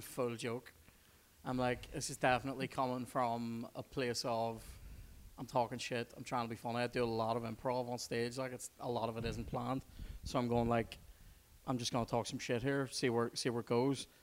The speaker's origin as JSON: {"language": "English", "town": "Belfast", "region": "Northern Ireland", "country": "United Kingdom", "said": "that's where I used to tell the Brits I lived, because I didn't want to say Twinbrook, right? Hashtag West Belfast life"}